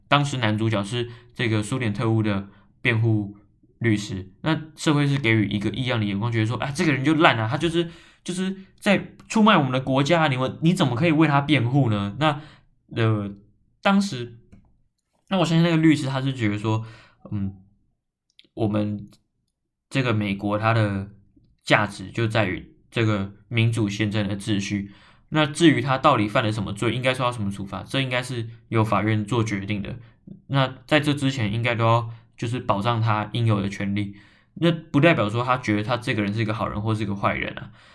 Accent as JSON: {"language": "Chinese", "country": "Taiwan", "said": "是个台湾人"}